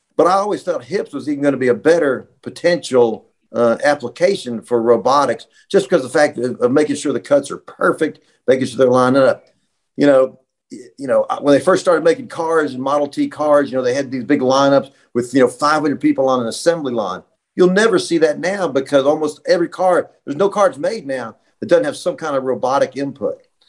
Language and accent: English; Roanoke, Virginia, United States; also born or lived in Bristol, Virginia; I grew up in Roanoke, Virginia, so I'm a Virginia boy